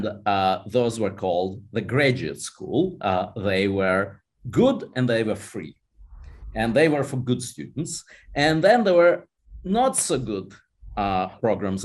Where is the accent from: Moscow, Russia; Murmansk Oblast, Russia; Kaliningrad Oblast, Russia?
Moscow, Russia; moved away as an adult; now in United States; I was born in Moscow, and I lived in Moscow till I was 20 years old.